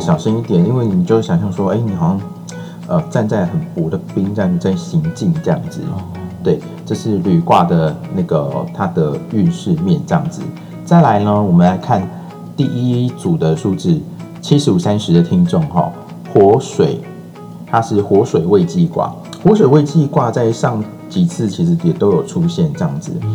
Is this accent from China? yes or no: no; Tainan, Taiwan; 我虽然身为台南人